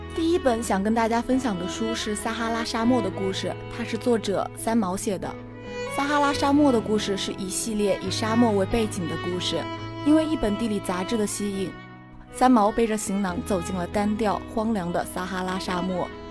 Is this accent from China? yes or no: yes; southern China, China; 我是一个正宗的南方人